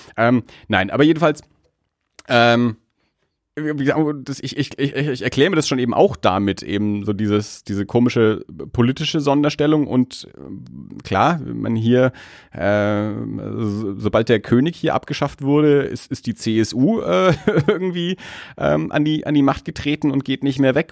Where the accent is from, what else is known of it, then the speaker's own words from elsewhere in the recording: Erlangen, Bavaria, Germany; ich bin ja nun mal in Erlangen aufgewachsen